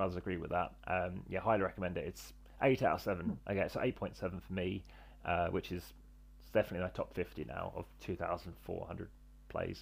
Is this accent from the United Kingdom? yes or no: yes; England, United Kingdom; I'm from England.